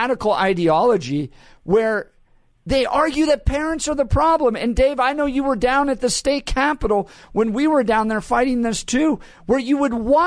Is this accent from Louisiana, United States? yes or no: no; Colorado, United States; I grew up in Colorado